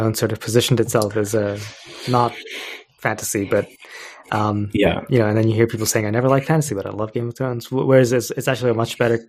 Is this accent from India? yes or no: yes; India; I'm Indian